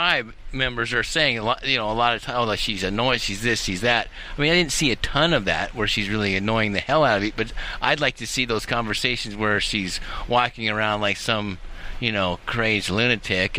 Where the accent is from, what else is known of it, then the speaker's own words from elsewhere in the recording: United States; as an American